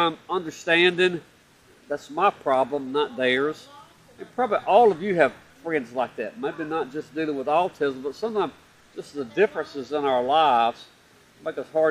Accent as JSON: {"language": "English", "town": "Opelika", "region": "Alabama", "country": "United States", "tie": "born or raised there", "said": "in beautiful downtown Opelika, my hometown."}